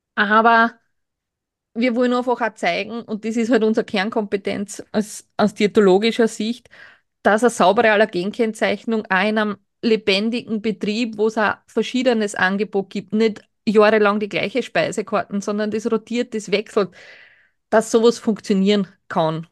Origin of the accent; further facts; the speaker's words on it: Burgenland, Austria; als Burgenländer kennt man halt schon dann auch im südlichen, in der südlichen Gegend diese Thermenregionen, weil es für uns jetzt nicht extrem weit weg ist